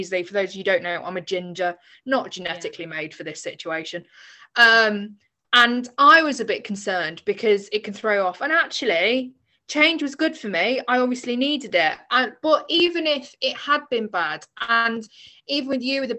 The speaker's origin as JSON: {"language": "English", "region": "England", "country": "United Kingdom", "said": "I was from England"}